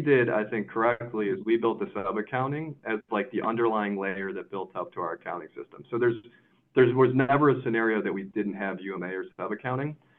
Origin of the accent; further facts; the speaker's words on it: Chicago, Illinois, United States; also born or lived in Kansas City; I was from Chicago.